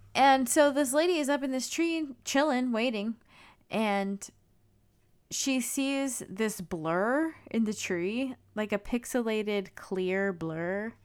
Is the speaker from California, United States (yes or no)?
yes; California, United States; I grew up in California